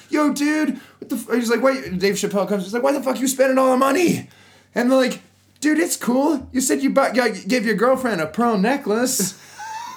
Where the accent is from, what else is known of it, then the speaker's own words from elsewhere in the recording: near Geneseo, Illinois, United States; moved away as an adult; now in Japan; this is like my hometown area. This is like 2 towns to the west